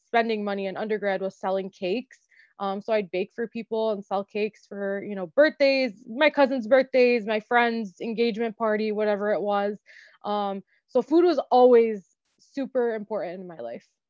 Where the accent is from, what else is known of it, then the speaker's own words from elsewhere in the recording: Dearborn, Michigan, United States; I was born and raised in Dearborn um, to Lebanese immigrant parents